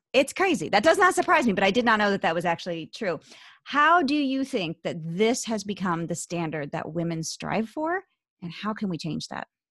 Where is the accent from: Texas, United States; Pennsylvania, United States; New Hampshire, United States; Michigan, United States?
Pennsylvania, United States; Philadelphia; accent: Philly; my Philly accent